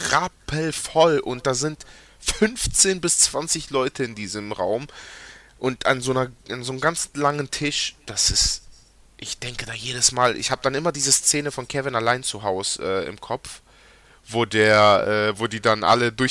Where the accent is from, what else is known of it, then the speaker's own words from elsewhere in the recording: Greece; wenn man als äh, Grieche nach Griechenland fährt